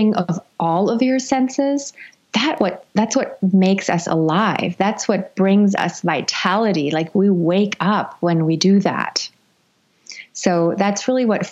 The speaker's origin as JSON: {"language": "English", "country": "Germany", "moved": "yes", "said": "I'm originally from Europe, from Germany"}